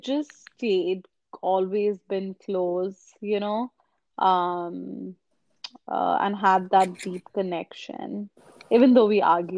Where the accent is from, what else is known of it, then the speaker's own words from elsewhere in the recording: India; now in Toronto, Canada; we grew up in India where, like, we didn't really play sports.